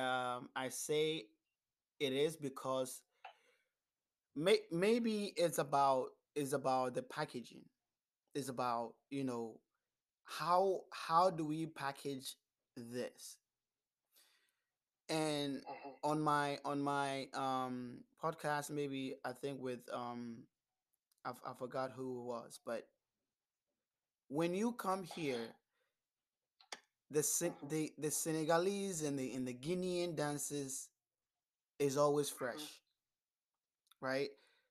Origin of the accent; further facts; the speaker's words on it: Ghana; as a Ghanaian, we don't play djembe. Djembe is not in our culture.